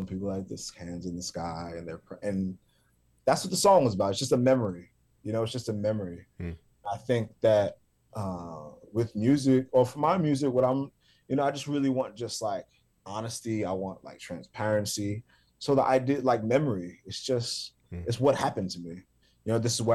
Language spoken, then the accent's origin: English; New York City, New York, United States; the church that I grew up in South Jamaica, Queens, on Guy R. Brewer Boulevard